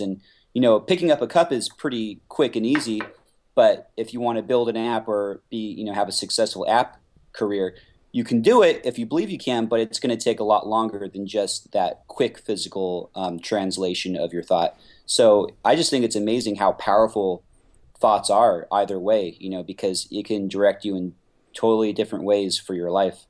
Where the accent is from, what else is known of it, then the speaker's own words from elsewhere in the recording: Simi Valley, California, United States; also born or lived in Los Angeles; my hometown, which is Simi Valley